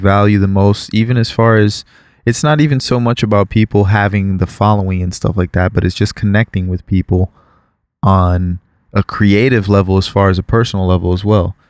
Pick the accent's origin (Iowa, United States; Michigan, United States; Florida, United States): Florida, United States; You said that because you are a fellow Floridian.